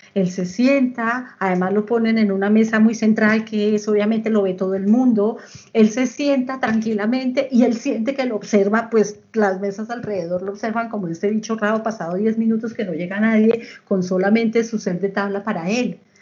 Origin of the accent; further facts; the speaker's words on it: Colombia; moved away; yo soy colombiana